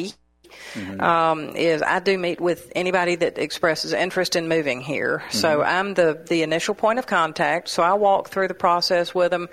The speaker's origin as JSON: {"language": "English", "town": "Hermitage", "region": "Tennessee", "country": "United States", "tie": "born or raised there", "lives_now": "Murfreesboro, United States", "said": "Originally from Hermitage."}